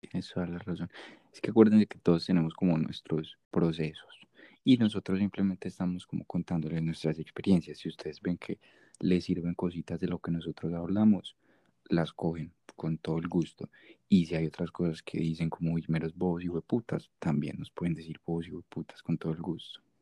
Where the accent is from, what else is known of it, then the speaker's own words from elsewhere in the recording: Medellín, Antioquia, Colombia; accent: paisa; no soy gringo. Soy de Medellín, Colombia.